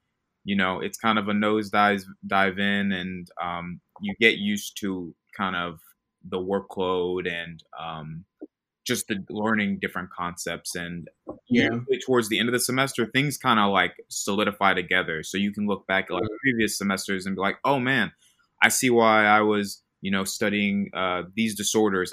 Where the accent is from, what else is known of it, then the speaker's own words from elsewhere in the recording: Little Rock, Arkansas, United States; moved away as an adult; now in Memphis, United States; I'm originally from Little Rock, Arkansas